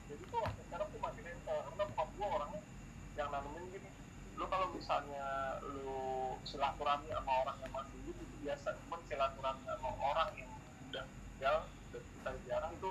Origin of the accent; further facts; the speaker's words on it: Purwantoro, Central Java, Indonesia; born there; gue waktu itu lahir tuh di daerah Purwantoro sana